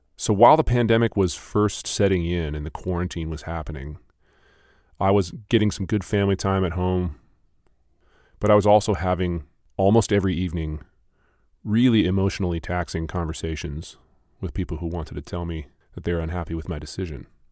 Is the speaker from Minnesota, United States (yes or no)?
yes; Minnesota, United States; also born or lived in Los Angeles, California; I was born in California, in Los Angeles, and then, uh, we moved to Minnesota when I was ten.